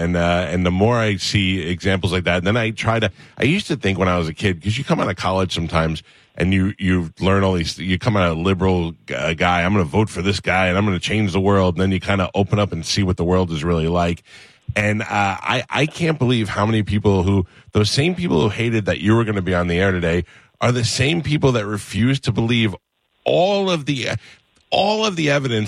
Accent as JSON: {"language": "English", "region": "New York", "country": "United States", "tie": "born or raised there", "said": "I grew up in New York"}